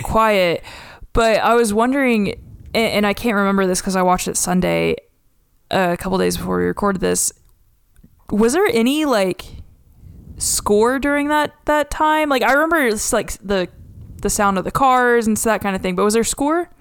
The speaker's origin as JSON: {"language": "English", "town": "Duncan", "region": "Oklahoma", "country": "United States", "tie": "born or raised there", "said": "my hometown of Duncan, Oklahoma"}